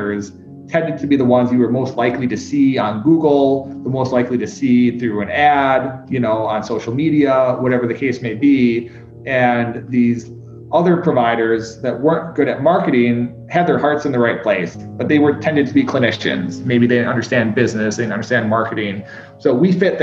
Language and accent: English; Wisconsin, United States; also born or lived in Czech Republic / Turkey / Vietnam / China; now in Indianapolis, United States; Before I came to Indianapolis, I was in Chicago, and then I'm originally from Wisconsin